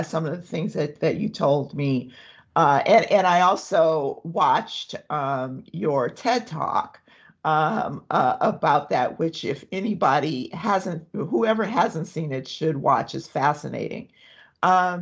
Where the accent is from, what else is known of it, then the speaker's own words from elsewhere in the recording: Compton, California, United States; I grew up in Compton. I went to Dominguez High School